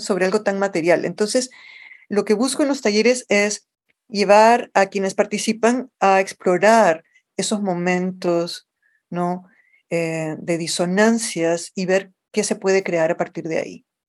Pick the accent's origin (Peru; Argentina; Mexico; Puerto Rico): Peru; Lima; accent: Lima Spanish; moved away as an adult; also born or lived in New York, United States; now in United States; una niña creciendo en el Perú en los años 70